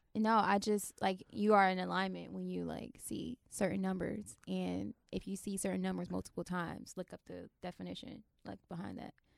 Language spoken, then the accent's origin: English; Florida, United States; accent: Florida; now in Washington, D.C., United States; I was born in D C and I was raised in Florida, and I moved back to D C